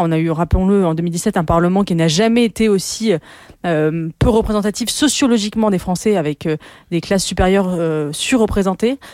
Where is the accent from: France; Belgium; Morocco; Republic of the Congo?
France; je suis française et que nous, Français, nous avons euh, la passion du débat